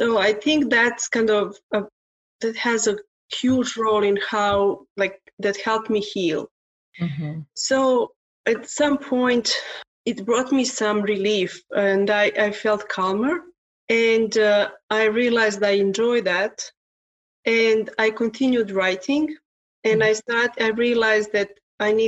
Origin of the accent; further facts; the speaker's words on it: Serbia; English is a second language; now in Canada; Originally, I'm from Serbia, but I'm living in Canada since 1994